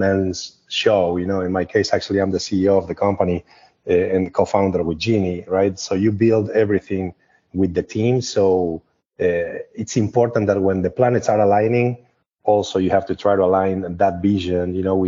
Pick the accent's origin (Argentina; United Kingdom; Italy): Argentina; English is a second language; also born or lived in Vancouver, Canada; now in United States; I'm originally from Argentina. I live in the United States since approximately the end of 1999 or 2000.